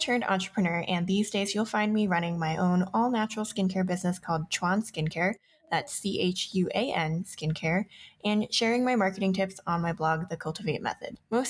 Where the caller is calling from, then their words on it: Denver, Colorado, United States; I'm your co-host … I am recording from Denver, Colorado.